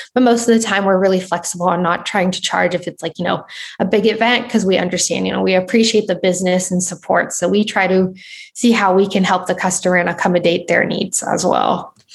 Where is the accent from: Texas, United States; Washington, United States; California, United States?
California, United States; Southern; I'm from Southern California